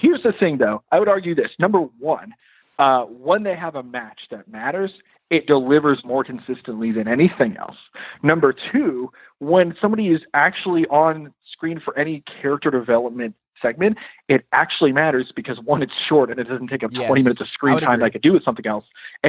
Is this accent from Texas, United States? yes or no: yes; Dallas, Texas, United States; I'm from Dallas, right?